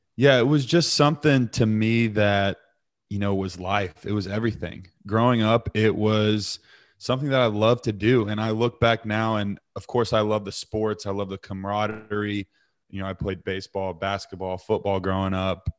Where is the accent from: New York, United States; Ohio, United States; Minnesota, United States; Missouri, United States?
Missouri, United States; Eureka; also born or lived in Texas / Keller, Texas / Southlake, Texas; when we first moved to Missouri